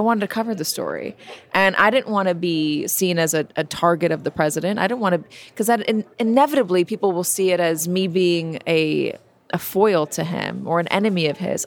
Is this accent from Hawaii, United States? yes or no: no; Los Angeles, California, United States; moved away; also born or lived in New York / London; I grew up in Los Angeles. I lived in New York. I lived in London